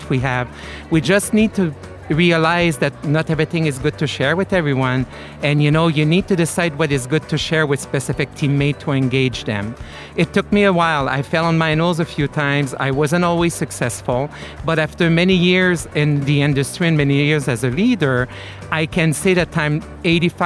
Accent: Quebec, Canada; accent: French; English is a second language; also born or lived in South Florida; now in Florida, United States; I am originally from Canada, Quebec, so you hear a little accent. This is a French accent in the background.

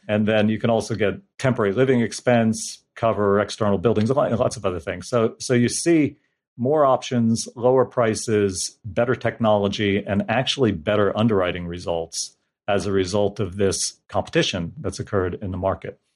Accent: New Jersey, United States; moved away as an adult; also born or lived in Tennessee; I grew up in New Jersey

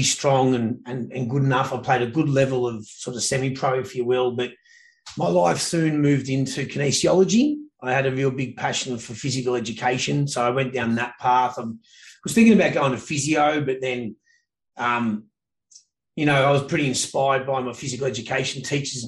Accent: Victoria, Australia; moved away as an adult; now in Canada; Grew up in a town called Bonfaggi, tiny southeast corner of the mainland, about as south as you can get. And then south of that is Tasmania

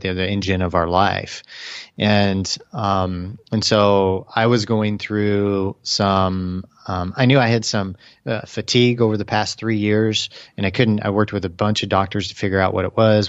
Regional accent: Kansas City, United States; now in Austin, United States; Kansas City, uh, going back home

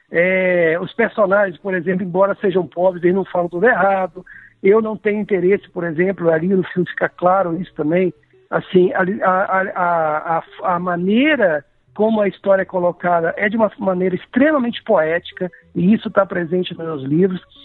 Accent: Cataguases, Minas Gerais, Brazil; a Cataguases, que é a minha cidade natal

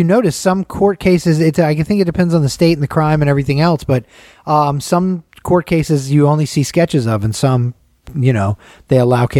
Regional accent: Las Vegas, Nevada, United States; I'm just from Vegas. No tan.

